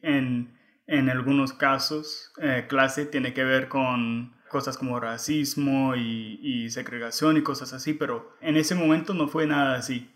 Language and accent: Spanish; United States